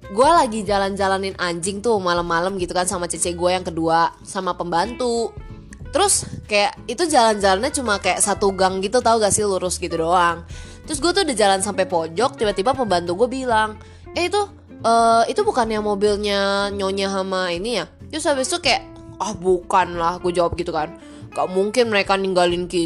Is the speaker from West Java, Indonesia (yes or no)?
no; Pekanbaru, Riau, Indonesia; karena dulu di sekolah gue yang di Pekanbaru tuh ngajarnya Melayu kan dan bahkan cece gue tuh diajarin tulisan Arab